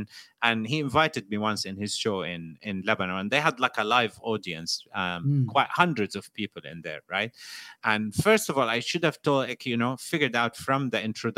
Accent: United Kingdom; people say, why do you live in Britain if you criticize the British all the time? I was like, no, but I'm British.

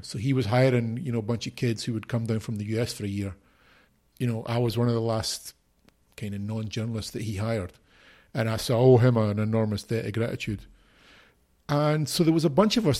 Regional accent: Edinburgh, Scotland, United Kingdom; moved away as an adult; also born or lived in Mexico / Brazil / Haiti; now in Spain; I was born in Edinburgh, in Scotland. I grew up there all my life until I was twenty-three

